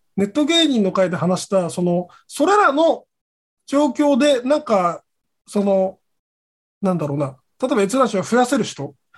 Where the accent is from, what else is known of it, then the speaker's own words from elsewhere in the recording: Kagoshima, Japan; moved away as an adult; now in Tokyo, Japan; 僕も鹿児島出身としては